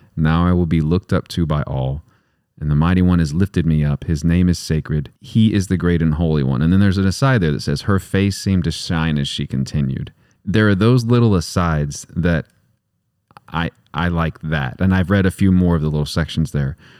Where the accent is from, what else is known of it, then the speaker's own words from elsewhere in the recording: West Texas, United States; I'm from West Texas